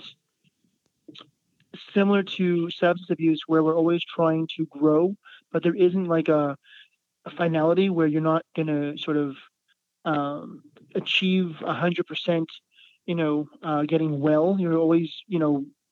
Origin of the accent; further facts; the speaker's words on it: Montreal, Quebec, Canada; where I grew up in Montreal, there was a lot of space as well